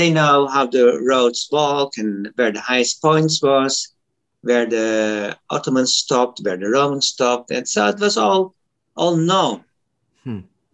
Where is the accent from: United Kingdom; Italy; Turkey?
Turkey; English is a second language; now in Netherlands; I come from Turkey